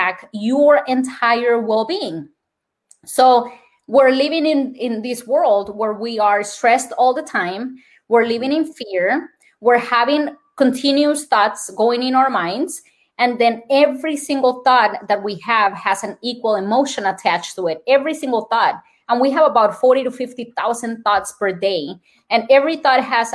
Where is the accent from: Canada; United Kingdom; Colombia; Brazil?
Colombia; accent: Colombian; English is a second language; moved away; My Colombian accent